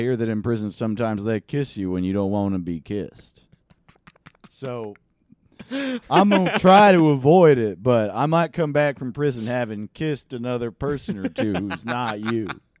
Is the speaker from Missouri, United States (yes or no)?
no; Valdosta, Georgia, United States; I'm from Valdosta, Georgia. Sleep kissing capital of the world.